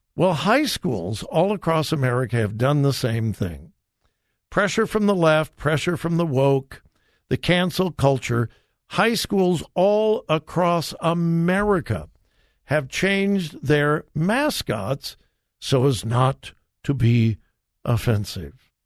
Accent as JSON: {"language": "English", "town": "Compton", "region": "California", "country": "United States", "tie": "born or raised there", "said": "I, I, uh, grew up in Southern California"}